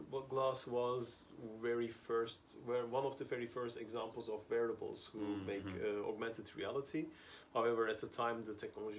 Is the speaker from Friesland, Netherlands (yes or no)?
no; Amsterdam, North Holland, Netherlands; English is a second language; as you said, I'm here in Busan in South Korea for the last week, and I come from Amsterdam.